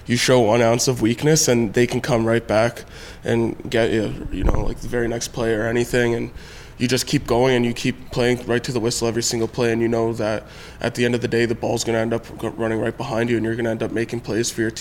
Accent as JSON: {"language": "English", "town": "Toronto", "region": "Ontario", "country": "Canada", "said": "I'm from Toronto"}